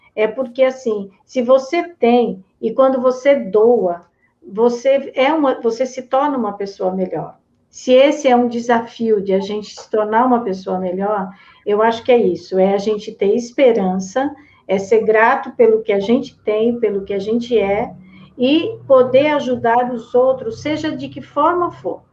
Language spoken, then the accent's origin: Portuguese; Americana, São Paulo, Brazil; eu sou lá da cidade de Americana